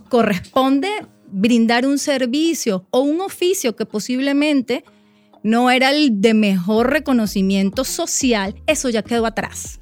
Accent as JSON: {"language": "Spanish", "country": "Venezuela", "said": "en mi país"}